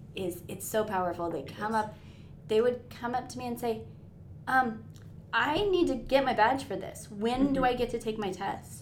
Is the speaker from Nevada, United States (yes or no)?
yes; northern Nevada, United States; I was born and raised here in Nevada, northern Nevada.